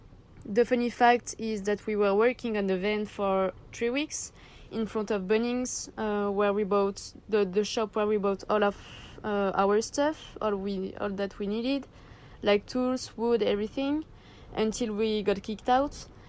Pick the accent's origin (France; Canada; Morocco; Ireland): France; English is a second language; moved away as an adult; now in Australia; I'm 23. We are living with Max full-time in our Sprinter in Australia. We are both from France, as you can hear